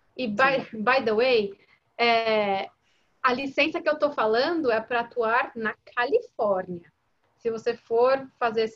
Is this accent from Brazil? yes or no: yes; Brazil; moved away as an adult; also born or lived in Los Angeles, United States; now in United States; Nasci no Brasil